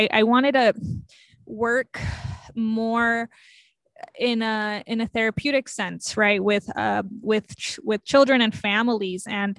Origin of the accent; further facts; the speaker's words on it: Los Angeles, California, United States; born there; I was born in East Los Angeles, California. As a child, I moved around a lot.